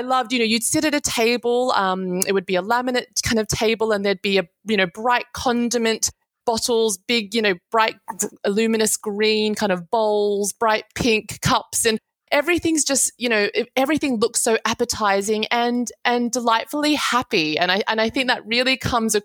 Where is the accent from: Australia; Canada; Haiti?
Australia; Sydney, New South Wales; I grew up in Sydney.